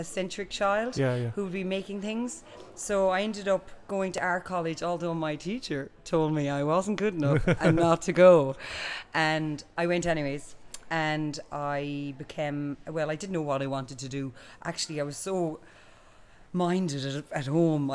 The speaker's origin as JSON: {"language": "English", "area": "Boston, Tubber, County Clare", "region": "Munster", "country": "Ireland", "moved": "yes", "lives_now": "Dublin, Ireland", "said": "I'm from Boston Tubber"}